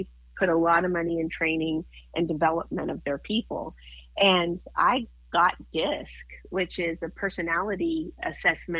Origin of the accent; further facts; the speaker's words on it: Moscow, Kansas, United States; moved away; My hometown was 300 people in that Moscow, Kansas, and I had a total, get ready, of 7 in my graduating class